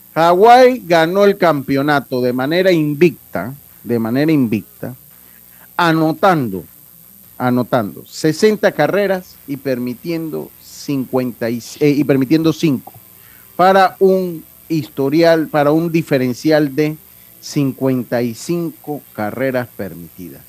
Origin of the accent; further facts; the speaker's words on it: Panama; como decimos nosotros en buen panameño